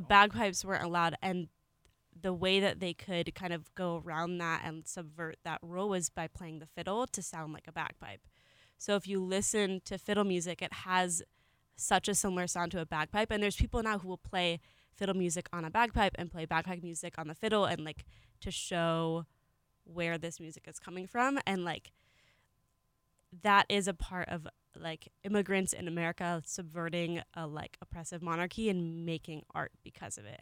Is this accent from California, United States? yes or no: yes; California, United States; I'm from California